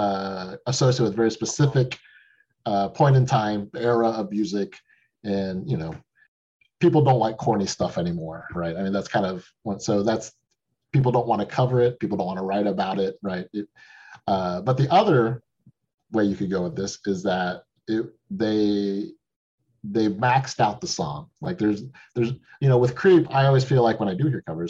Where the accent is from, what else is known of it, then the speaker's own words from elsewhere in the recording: Texas, United States; moved away as an adult; also born or lived in Chicago; I'm from Texas